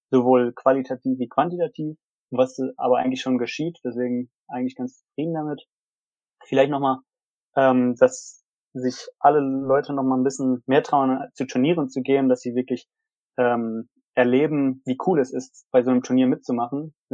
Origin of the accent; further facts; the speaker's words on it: Aachen, North Rhine-Westphalia, Germany; auch mal ein bisschen als, als Community, als Aachener